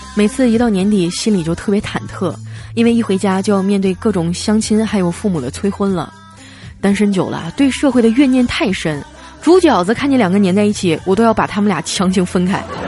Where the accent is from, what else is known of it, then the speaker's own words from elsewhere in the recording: Northeast China, China; moved away; 小黑也是东北人，还有调调我们几个啊，虽然说不是一个省份的，但是也算是半个老乡儿